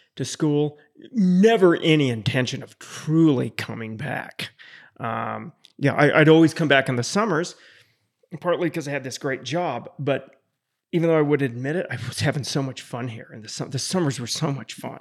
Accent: Jackson, Wyoming, United States; growing up in Jackson.

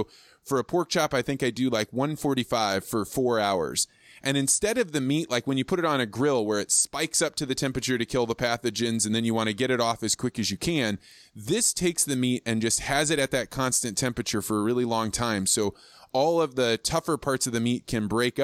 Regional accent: Midwest, United States; I grew up in the Midwest.

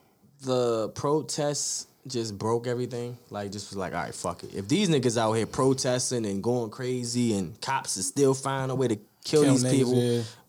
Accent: Baltimore, Maryland, United States; I remember growing up on Green Mountain 21st

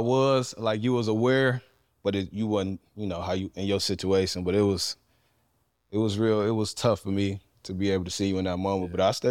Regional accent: Euclid, Ohio, United States; also born or lived in Cleveland, Ohio / East Cleveland, Ohio; I grew up in Euclid. I was born on the west side of Cleveland, lived in East Cleveland about 3-4 years, then moved to Euclid in 99, and just grew up out there.

